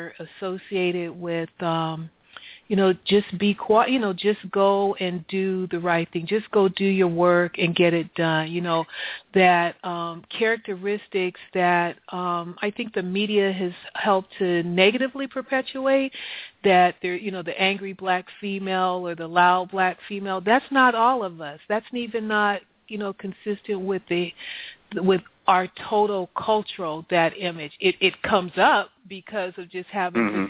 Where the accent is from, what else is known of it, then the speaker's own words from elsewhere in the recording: California, United States; moved away; also born or lived in Ohio; we're from California